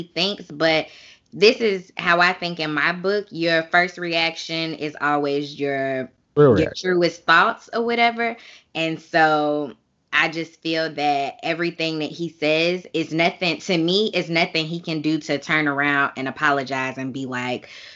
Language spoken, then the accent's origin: English; Chicago, Illinois, United States; Chicago, which is my hometown as well